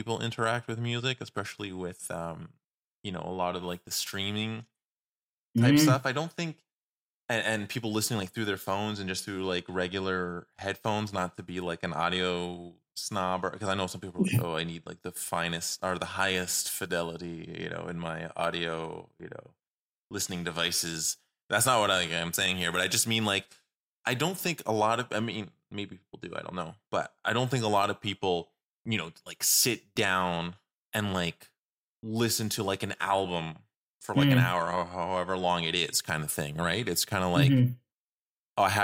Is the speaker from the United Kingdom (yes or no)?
no; Canada; we're from Canada